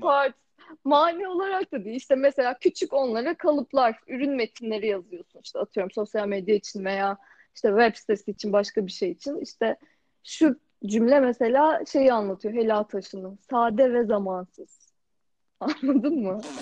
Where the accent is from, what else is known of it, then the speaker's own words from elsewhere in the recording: Rize Province, Turkey; Zaten Rize gibi bir yerde doğmuşum